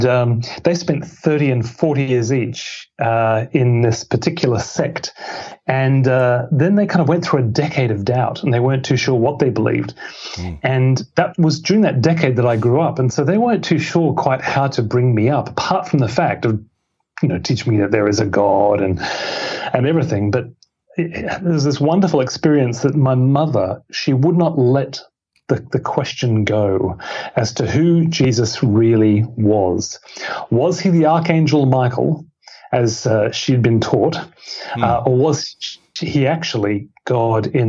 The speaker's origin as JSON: {"language": "English", "town": "Brisbane", "region": "Queensland", "country": "Australia", "tie": "born or raised there", "said": "my hometown of Brisbane"}